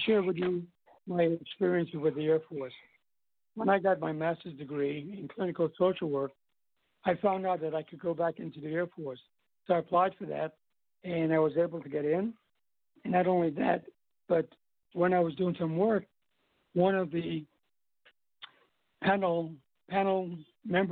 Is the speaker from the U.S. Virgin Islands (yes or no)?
yes; U.S. Virgin Islands; also born or lived in New York; I'm from St. Thomas.